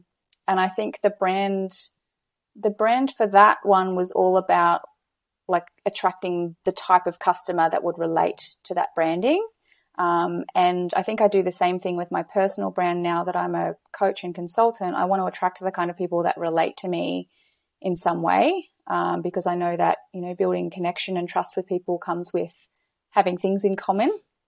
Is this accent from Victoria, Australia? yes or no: no; Gold Coast, Queensland, Australia; I'm from Australia on the Gold Coast.